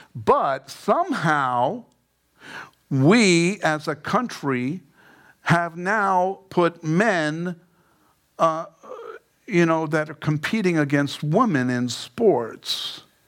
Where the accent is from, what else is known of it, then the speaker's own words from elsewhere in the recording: New York City, New York, United States; I grew up in Queens